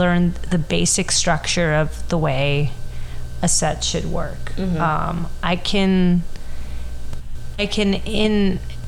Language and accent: English; Miami, Florida, United States; my hometown